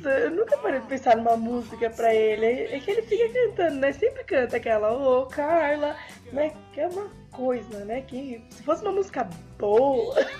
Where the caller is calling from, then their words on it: Louveira, São Paulo, Brazil; Eu falo de Louveira